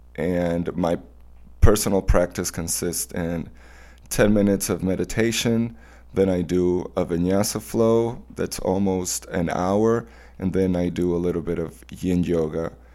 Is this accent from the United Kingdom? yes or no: no; Mérida, Venezuela; My hometown, Mérida, it's a mountain city